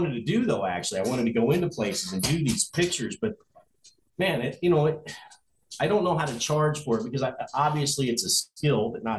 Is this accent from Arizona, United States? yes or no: yes; Phoenix, Arizona, United States; moved away; I grew up in Phoenix when I was a teenager.